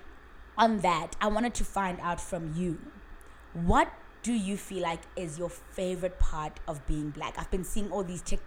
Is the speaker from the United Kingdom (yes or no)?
no; South Africa; I love being South African